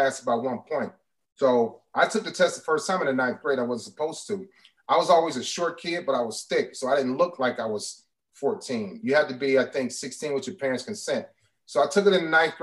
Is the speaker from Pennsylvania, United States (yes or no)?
no; East Cleveland, Ohio, United States; moved away; growing up in East Cleveland, it was a really thriving place